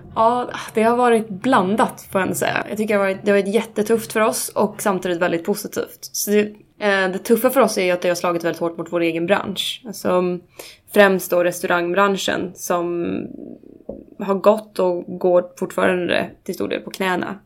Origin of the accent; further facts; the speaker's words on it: Uppsala, Uppsala County, Sweden; Jag är uppvuxen ute, ute, ute i skogen utanför Uppsala.